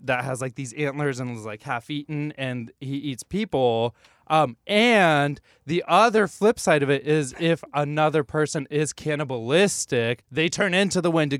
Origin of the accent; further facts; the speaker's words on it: Washington, United States; moved away; I grew up in Washington.